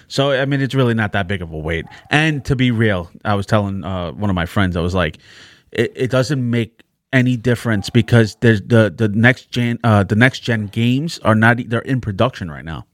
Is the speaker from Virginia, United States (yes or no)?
no; New York City, New York, United States; The Bronx